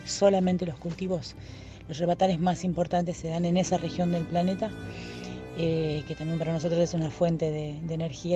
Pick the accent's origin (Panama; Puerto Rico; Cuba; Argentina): Argentina; also born or lived in Brazil; soy argentina eh, y soy cocinera